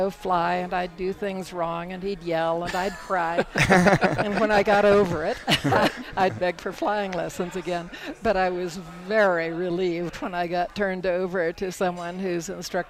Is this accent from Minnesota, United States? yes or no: no; Miami, Florida, United States; also born or lived in Iowa / Michigan; I was born in Iowa, but we moved to Miami when I was about 3 or 4 years old.